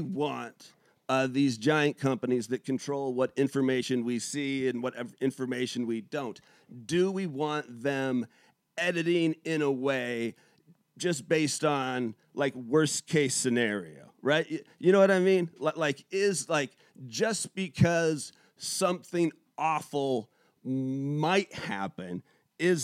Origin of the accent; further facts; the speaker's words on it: United States; as an American